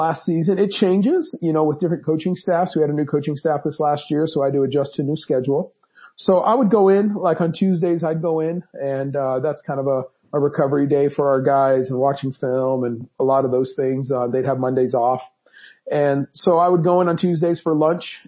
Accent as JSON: {"language": "English", "region": "Southern California", "country": "United States", "tie": "born or raised there", "moved": "yes", "lives_now": "Fort Collins, United States", "said": "I grew up in Southern California where kebab houses are everywhere"}